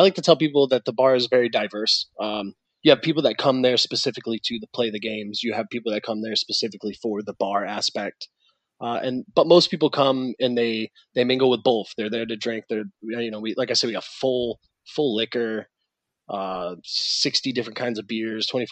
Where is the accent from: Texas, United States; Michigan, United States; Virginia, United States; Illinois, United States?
Michigan, United States; Detroit; moved away as an adult; now in Fort Lauderdale, United States; I'm actually from just outside Detroit in Michigan.